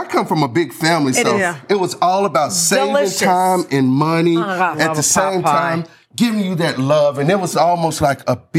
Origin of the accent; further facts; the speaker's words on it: the South, United States; So growing up in the South, it's always important, as I say, to have nice greenery to balance everything.